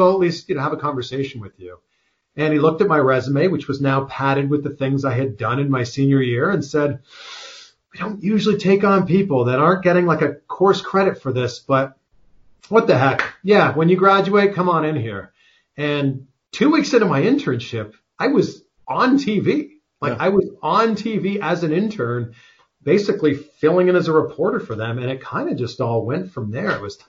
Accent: Ontario, Canada; there was a station about an hour away from my hometown. This was in Peterborough, Ontario.

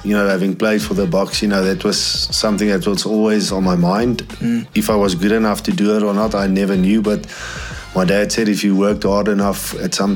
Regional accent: Bloemfontein, Free State, South Africa; I was born in Bloemfontein back in 1984

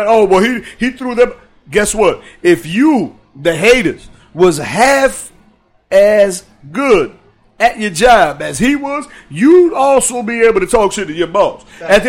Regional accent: Dominican Republic; I'm from the Dominican Republic.

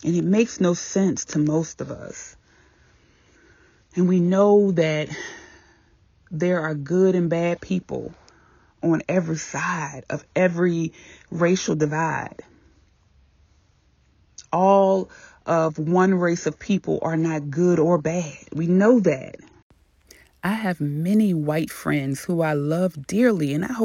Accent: Virginia, United States; moved away; I was still living in my hometown, small town Virginia

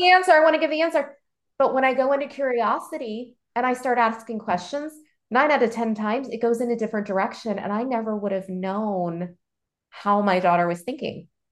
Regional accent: Baltimore, Maryland, United States; also born or lived in Chicago; I grew up in Baltimore

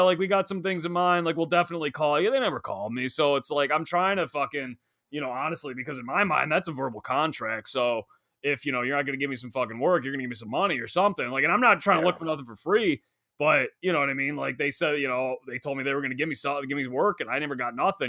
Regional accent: Long Island, New York, United States; I'm a kid from Long Island

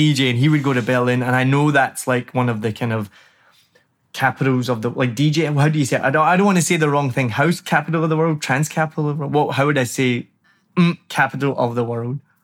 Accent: Glasgow, Scotland, United Kingdom; now in Saigon, Vietnam; I'm from Glasgow

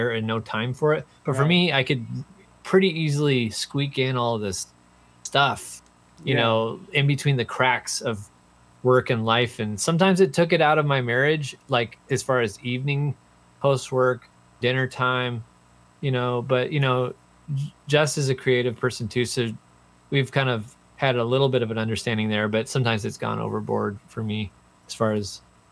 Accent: Seattle, Washington, United States; moved away as an adult; also born or lived in Rhode Island; I grew up in Seattle, and then I went to college in Rhode Island

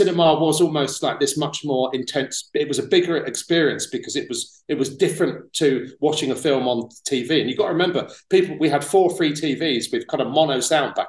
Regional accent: Tunbridge Wells, South East England, United Kingdom; moved away as an adult; also born or lived in London; I was born in London, but when I was 5 years old, my parents moved out to Kent. So I was in Tunbridge Wells in Kent when I was from 5 to about 19.

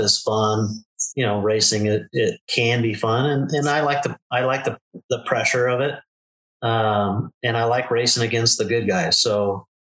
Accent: Southern California, United States; moved away as an adult; now in Arizona, United States; I was born and raised in Southern California, and just recently we moved to Arizona, a little town in Arizona

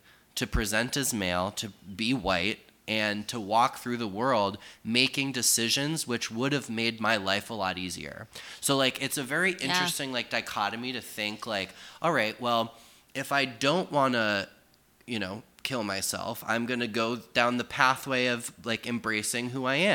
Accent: Sturbridge, Massachusetts, United States; I grew up in a middle upper class family in a suburban suburb of central Massachusetts

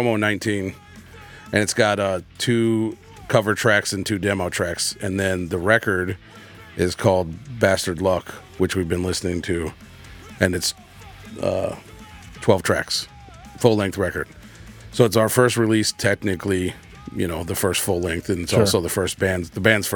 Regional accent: St. Louis, Missouri, United States; also born or lived in Poplar Bluff, Missouri; So I'm from St. Louis, moved out there with my family

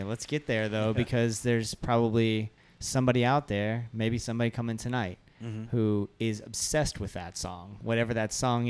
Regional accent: Ocala, Florida, United States; I'm from small town Florida, which probably ain't a whole lot different from small town Ohio. I'm from Ocala.

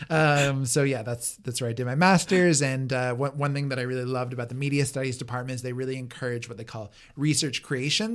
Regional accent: Toronto, Ontario, Canada; I grew up in Toronto, not far from High Park

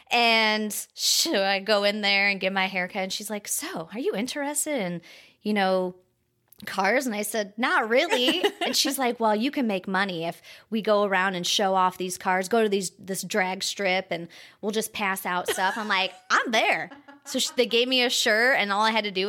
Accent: South Bend, Indiana, United States; Well, okay, well, we're from the South Bend area

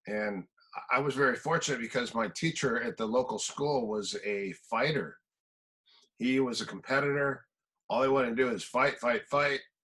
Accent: Minnesota, United States; moved away; also born or lived in Manhattan Beach / Palm Desert; I'm from Minnesota, so I grew up in cold country also.

